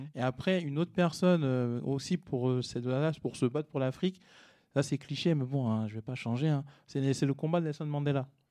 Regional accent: Cergy-Pontoise, Île-de-France, France; also born or lived in Paris; je suis né à Paris, j'ai grandi à Sergi pontoise

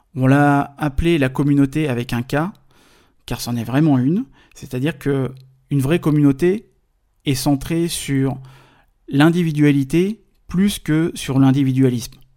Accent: Paris, Île-de-France, France; je suis français, je viens de Paris.

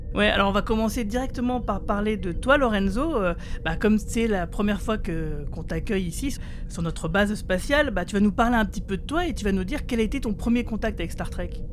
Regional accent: France; chez nous en France

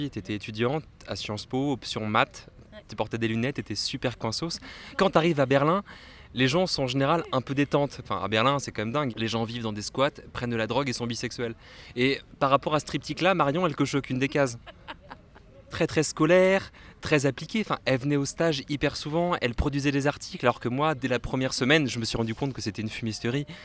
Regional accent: Brittany, France; Moi, je suis pas parisien. Bah, je suis breton, je n'ai pas de Paris du tout.

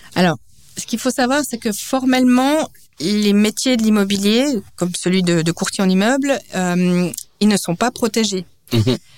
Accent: Biel/Bienne, Bern, Switzerland; moved away; also born or lived in New York / Lausanne / Geneva; j'ai grandi à Bienne, je suis d'origine suisse et danoise

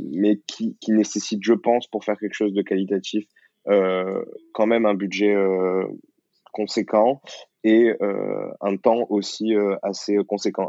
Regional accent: the South, southern France, France; je viens du Sud

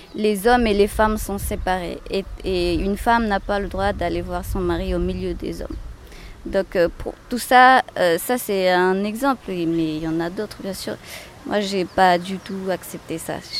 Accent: Camopi, French Guiana; also born or lived in Cayenne / Kourou; Je suis née à Cayenne et puis j'ai grandi à Camopi

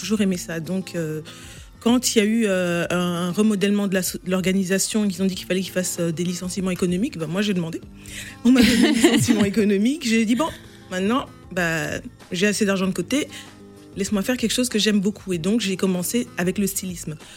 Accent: France; moved away as an adult; now in London, United Kingdom; je vivais en France, je suis née en France, j'ai étudié ici.

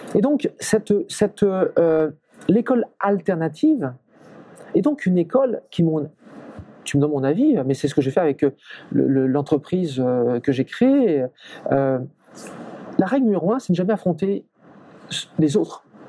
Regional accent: Brittany, France; je suis français, je suis breton

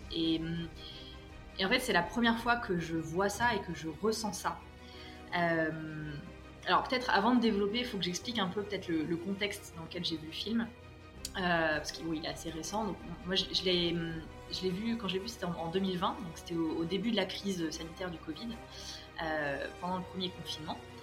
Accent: France; moved away as an adult; also born or lived in Paris; now in Morocco; Je suis française, mais j'ai été adoptée par le Maroc, où je me suis installée pour de bon il y a quelques mois

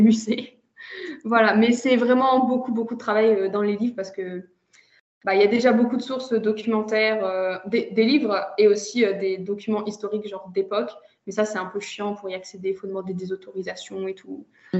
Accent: France; moved away as an adult; also born or lived in Germany / China / Lithuania; now in Russia; je suis née en Allemagne et euh, j'ai par contre surtout grandi entre la France et la Russie

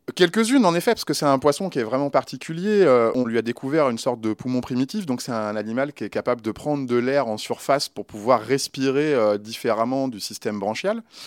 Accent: Lyon, Auvergne-Rhône-Alpes, France; je suis un Lyonnais. Alors forcément, euh, travailler dans ma ville d'origine, c'était un rêve

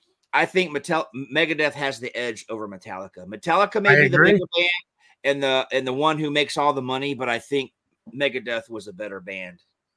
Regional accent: Georgia, United States; I grew up in Georgia.

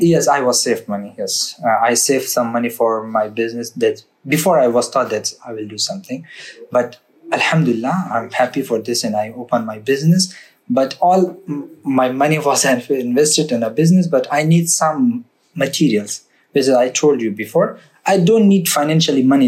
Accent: Afghanistan; English is a second language; moved away as an adult; now in France; I'm from Afghanistan, but I'm educated

